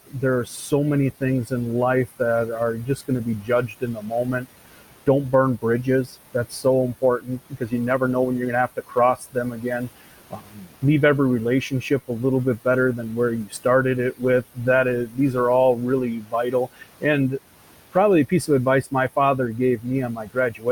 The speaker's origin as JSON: {"language": "English", "region": "Wisconsin", "country": "United States", "tie": "born or raised there", "moved": "yes", "said": "I was born and raised in Wisconsin"}